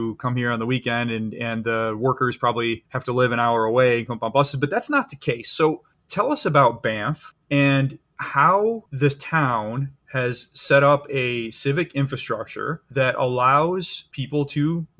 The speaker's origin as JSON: {"language": "English", "country": "United States", "said": "coming in as an American, I look around, oh, this town is great."}